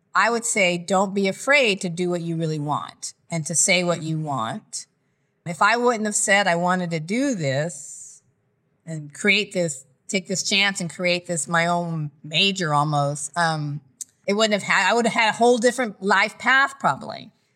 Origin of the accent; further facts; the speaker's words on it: Lompoc, California, United States; also born or lived in Nebraska / Okinawa, Japan; now in Los Angeles, United States; from about seven or eight until I was eighteen, I lived in Lompoc, California, near Santa Barbara at Vandenberg Air Force Base.